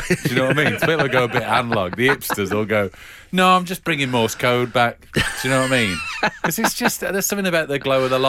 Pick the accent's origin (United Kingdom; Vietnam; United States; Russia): United Kingdom; Cannock, West Midlands; Yeah, I think where I grew up in Cannock